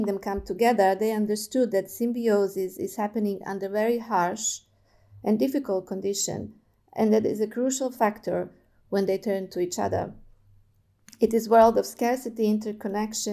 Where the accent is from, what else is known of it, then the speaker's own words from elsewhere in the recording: Serbia; moved away as an adult; also born or lived in Germany / Melbourne, Australia / China; now in Belgrade, Serbia; I was born in Germany, but I've grown up in Yugoslavia with my grandparents' country that doesn't exist anymore